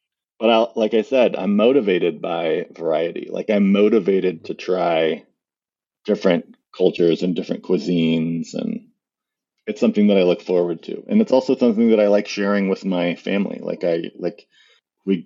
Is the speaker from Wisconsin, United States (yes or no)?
no; Missouri, United States; So I grew up in Missouri and there is a beef farm in my family.